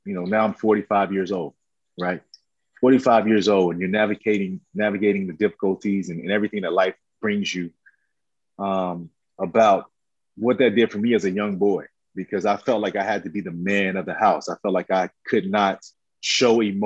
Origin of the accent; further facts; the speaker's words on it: Camden, South Carolina, United States; now in Atlanta, United States; I love growing up in Camden, South Carolina